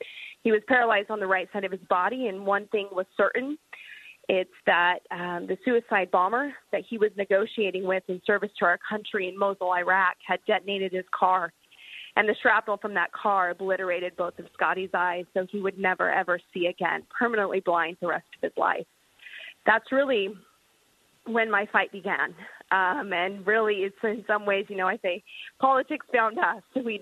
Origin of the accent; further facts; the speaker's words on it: Washington, United States; I was 11 years old when Patty Murray was first elected. So I was born and raised in Washington State. I'm a farm girl